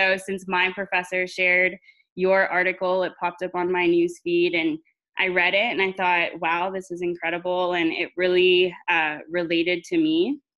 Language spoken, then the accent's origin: English; Central Texas, United States; also born or lived in Arlington, Texas; now in Abilene, United States; I was born in a very small town in Central Texas. Graduated with 73 students in my high school class